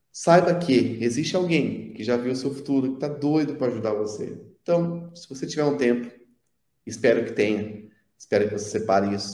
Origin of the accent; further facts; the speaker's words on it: São Paulo, Brazil; now in interior of São Paulo, Brazil; Na verdade, eu sou, eu sou da capital de São Paulo, só